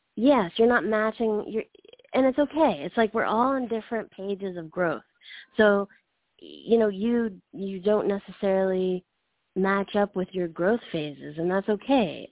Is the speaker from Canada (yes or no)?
yes; Canada; moved away; I'm from Canada